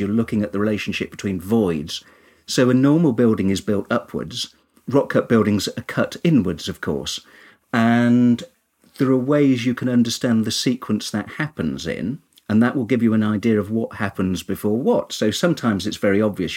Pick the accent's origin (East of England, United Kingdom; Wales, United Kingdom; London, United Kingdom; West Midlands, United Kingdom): West Midlands, United Kingdom; Kinver; I'm originally from Kinver in Staffordshire, which has lots and lots of cave dwellings and there where as a child I learned archaeology.